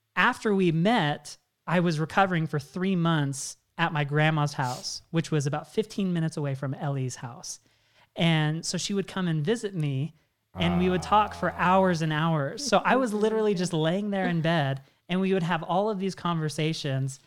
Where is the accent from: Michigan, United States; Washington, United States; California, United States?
Washington, United States; moved away; I'm originally from Washington State.